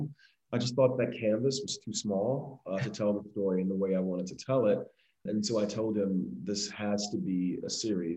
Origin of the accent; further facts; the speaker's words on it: Miami, Florida, United States; I am a filmmaker from Miami, Florida